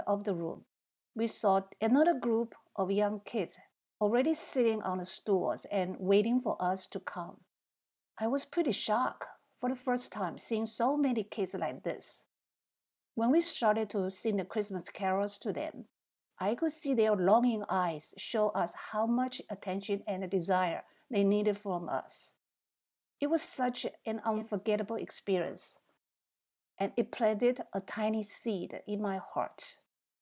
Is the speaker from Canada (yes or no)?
no; Taiwan; moved away as an adult; also born or lived in New Jersey, United States; now in United States; I was born in Taiwan. I came to the United States when I graduated from college